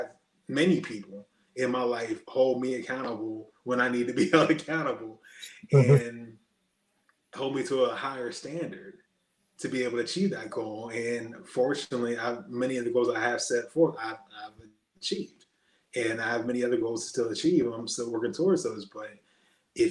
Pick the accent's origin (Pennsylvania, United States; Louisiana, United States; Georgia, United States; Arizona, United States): Pennsylvania, United States; Erie; I'm just from Erie, Pennsylvania